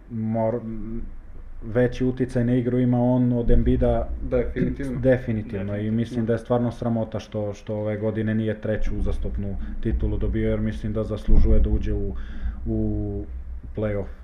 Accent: Leskovac, Jablanica District, Serbia; born or raised there; moved away as an adult; now in Bosnia and Herzegovina

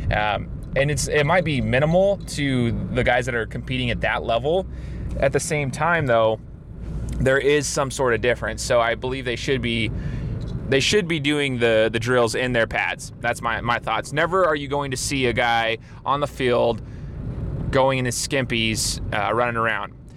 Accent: Southern Idaho, United States; right next to my hometown

